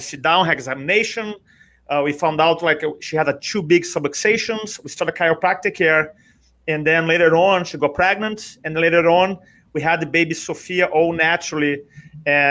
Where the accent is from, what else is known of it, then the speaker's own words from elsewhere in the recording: Brazil; English is a second language; moved away as an adult; now in United States; I'm from Brazil originally. You may recognize the accent, but I live in America now for 23 years